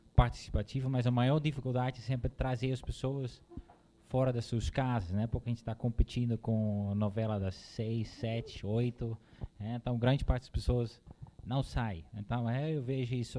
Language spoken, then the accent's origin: Portuguese; Netherlands; Portuguese is a second language; moved away as an adult; now in Brazil; sou holandês, já moro há 12 anos aqui no Brasil